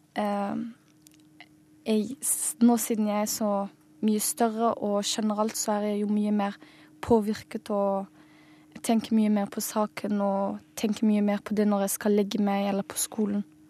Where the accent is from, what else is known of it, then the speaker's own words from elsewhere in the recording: Agder, Norway; also born or lived in Germany / Lebanon; jeg kommer fra Libanon, men har aldri vært der. Og jeg er født i Tyskland. Og har bodd i Norge hele mitt liv, i asylmottak